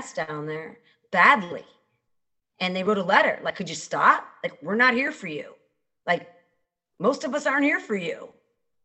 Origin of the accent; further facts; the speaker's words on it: Chicago, Illinois, United States; I grew up in Michael Madigan's neighborhood